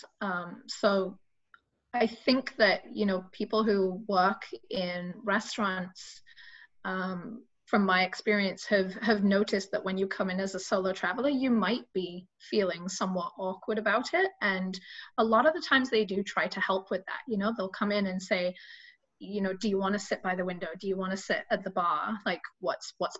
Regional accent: England, United Kingdom; I'm English

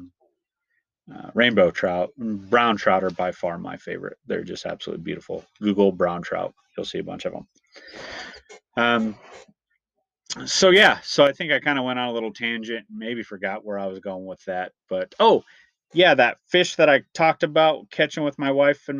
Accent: Iowa, United States; I'm from Iowa

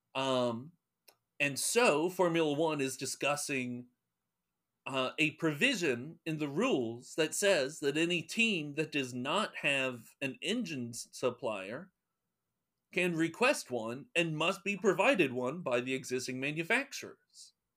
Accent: North Carolina, United States; I'm from North Carolina

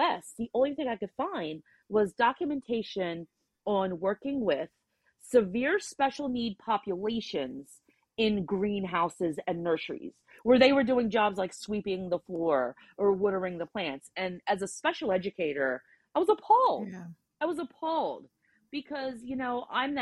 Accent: New Jersey, United States; we're from Jersey

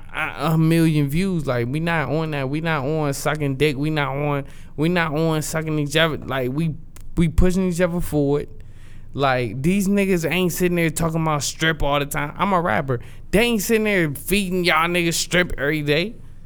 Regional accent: Wichita, Kansas, United States; I'm from Wichita, and these niggas don't like me.

